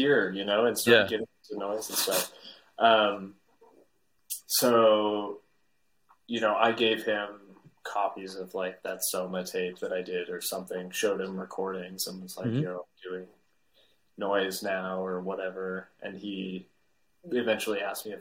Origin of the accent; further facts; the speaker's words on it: Calgary, Alberta, Canada; moved away as an adult; also born or lived in Vancouver; now in Montreal, Canada; Calgary, my hometown, when I was in high school